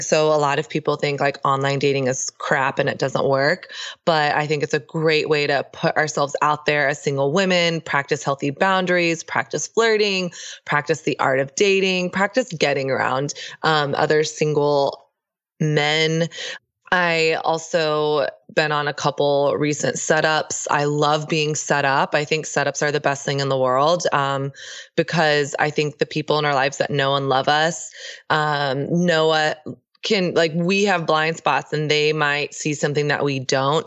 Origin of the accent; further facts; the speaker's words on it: Texas, United States; I grew up in the South. Uh, I grew up in Texas